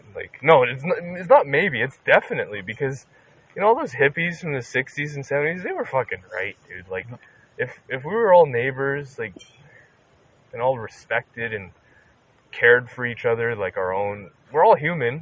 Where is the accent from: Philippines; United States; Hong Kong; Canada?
Canada; I'm from Canada